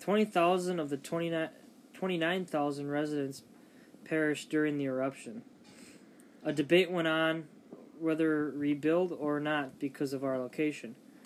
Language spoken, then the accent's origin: English; Armero, Tolima, Colombia; English is a second language; I remember in 1985 being in my hometown of Amaro.